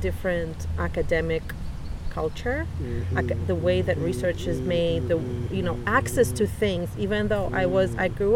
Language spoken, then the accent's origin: English; Saint Petersburg, Russia; English is a second language; moved away as an adult; now in Canada; I was born in the Russia, then Soviet Union, in a city called Leningrad.